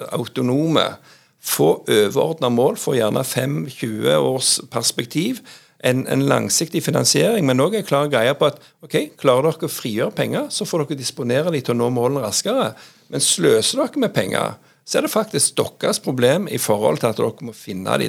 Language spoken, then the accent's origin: Norwegian; Jæren, Rogaland, Norway; moved away as an adult; now in Oslo, Norway; jeg er jo òg mye hjemme på Jæren. altså jeg har vokst opp